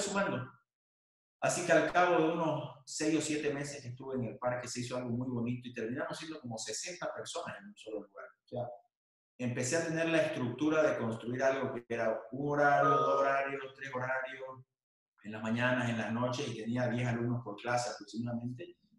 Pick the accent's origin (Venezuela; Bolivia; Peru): Bolivia; moved away as an adult; also born or lived in Buenos Aires, Argentina; era el único boliviano que iba a CrossFit, terminé llevando como 15 bolivianos que estudiaban en Buenos Aires